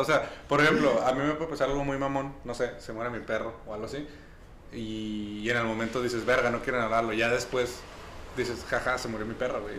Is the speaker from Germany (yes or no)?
no; Mexico; yo como mexicano